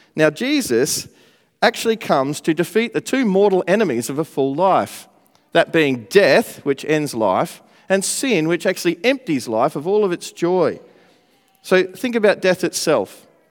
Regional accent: Australia; now in Manchester, United Kingdom; I'm, uh, from Australia. I'm not from around here, but it's good to live here now in Manchester

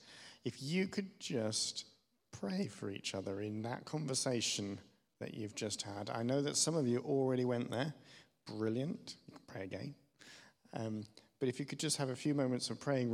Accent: Germany; moved away; I grew up in West Germany

